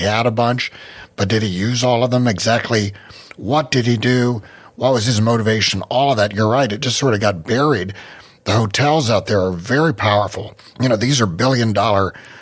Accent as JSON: {"language": "English", "region": "West Virginia", "country": "United States", "also_born_or_lived": "Las Vegas", "moved": "as an adult", "said": "I was from West Virginia. I was used to West Virginia high schools"}